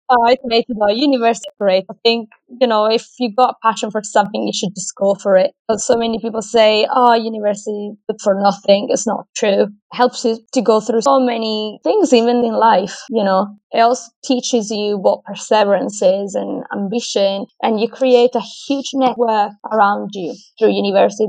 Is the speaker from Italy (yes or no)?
yes; Italy; moved away as an adult; also born or lived in Australia; now in United Kingdom; I'm from Italy originally, but I moved out from my hometown at the age of 19